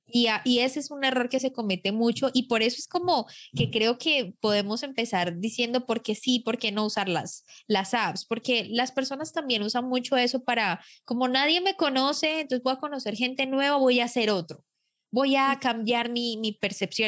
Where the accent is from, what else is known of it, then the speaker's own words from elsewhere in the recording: Colombia; los micrófonos en mi país